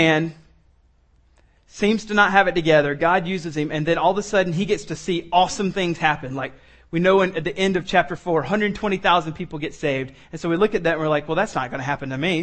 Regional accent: Columbia, South Carolina, United States; I grew up in Columbia, so I used to go to the home football games

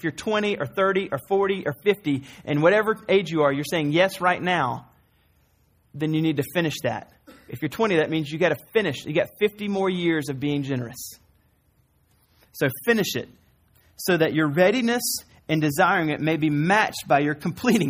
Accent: the South, United States; I'm from the South

